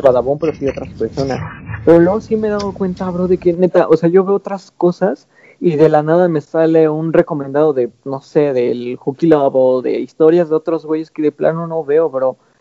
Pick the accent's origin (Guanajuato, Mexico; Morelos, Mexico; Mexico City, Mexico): Mexico City, Mexico; moved away; yo también viví eh, pues una buena parte de mi infancia igual en Iztapalapa